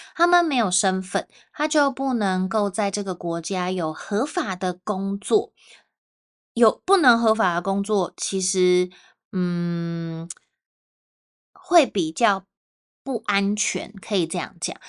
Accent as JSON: {"language": "Chinese", "town": "Taipei", "country": "Taiwan", "said": "如果我是去到台湾的南部，我就会说啊，我是从台北来的"}